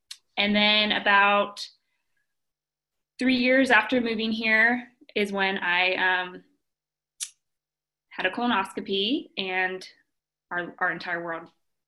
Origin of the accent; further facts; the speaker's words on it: Monterey, California, United States; born there; now in Louisville, United States; I was born in Monterey, California, and have been all over the U.S. due to my dad's job.